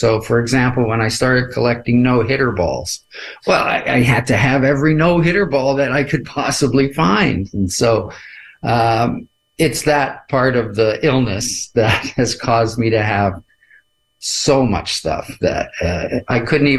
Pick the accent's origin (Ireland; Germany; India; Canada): Canada; But that's something that's so special because I'm a Canadian